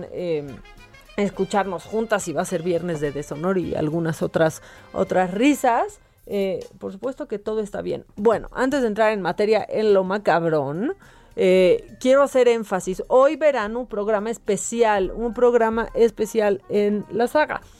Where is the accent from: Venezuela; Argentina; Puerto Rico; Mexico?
Mexico; como muchos mexicanos nosotros tenemos que seguir trabajando